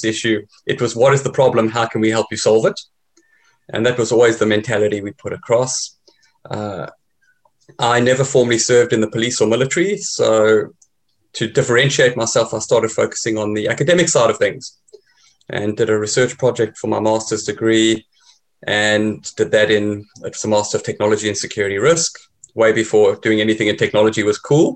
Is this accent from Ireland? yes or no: no; South Africa; moved away; I'm originally South African.